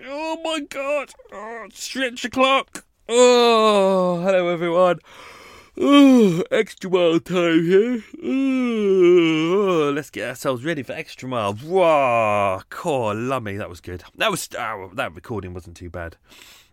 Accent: United Kingdom; I'm British

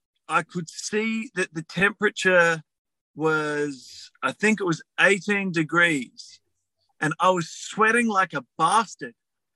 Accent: Australia; I'm Australian. I put up with 40 fucking degrees.

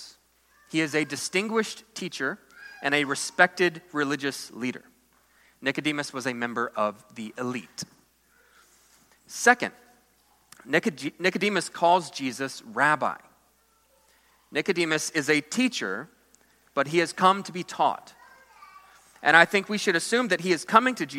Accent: United States; American Christians

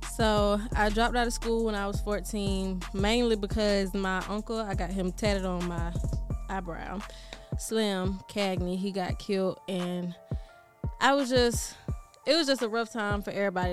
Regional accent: Decatur, Georgia, United States; also born or lived in Atlanta / Philadelphia; I'm from Georgia, Decatur, Georgia to be exact. And I'm out here in Philadelphia

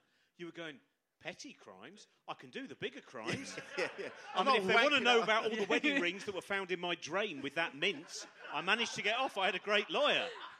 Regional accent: Chorleywood, East of England, United Kingdom; where I grew up in Chorley Wood

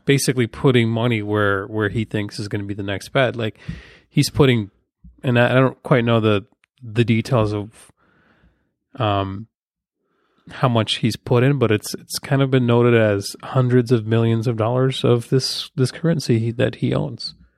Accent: Ukraine; now in United States; my home country, Ukraine

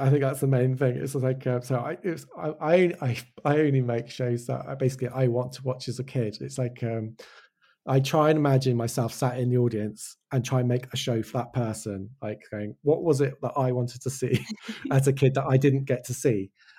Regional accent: Wales, United Kingdom; accent: English; now in England; my brother was born in Wales. I grew up in Wales. And it's like, I studied in Hull. I now live in England. And I don't have an English, I have an English accent, but I don't have a Welsh accent.

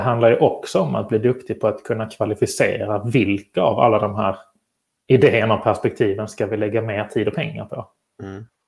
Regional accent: Malmö, Skåne, Sweden; now in Stockholm, Sweden; jag bor ju själv i Stockholm, men är född och uppvuxen här i Malmö

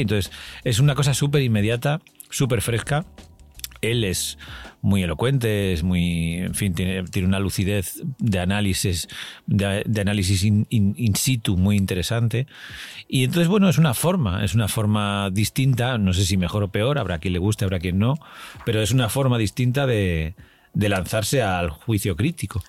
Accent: Valencian Community, Spain; moved away as an adult; now in Madrid, Spain; en mi pueblo, en un pueblo chiquitillo de la provincia de Alicante

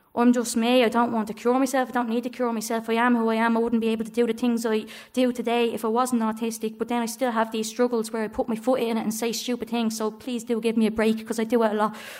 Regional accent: Dublin, Leinster, Ireland; growing up in Coolock

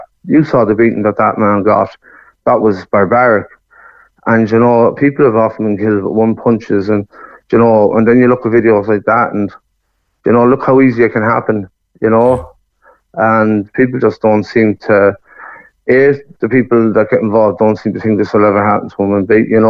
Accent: Sligo, Connacht, Ireland; moved away as an adult; I'd say Sligo.

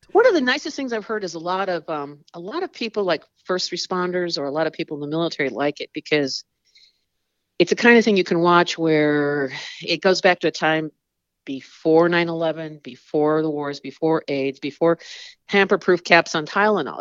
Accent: Chicago, Illinois, United States; I was born in Chicago and, uh, went to Northern Illinois University

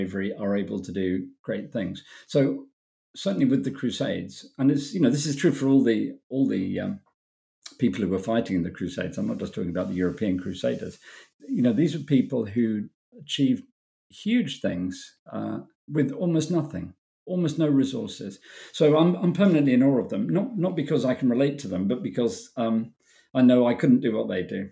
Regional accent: United Kingdom; I'm British

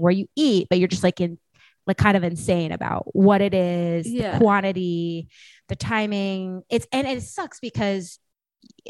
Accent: San Jose, California, United States; I grew up in San Jose, California

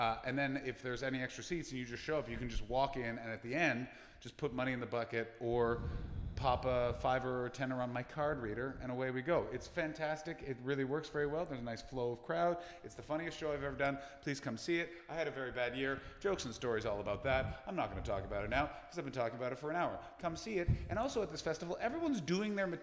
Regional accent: Canada; I'm Canadian

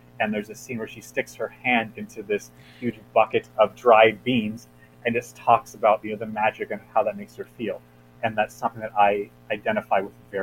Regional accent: Los Angeles, California, United States; I grew up in Los Angeles

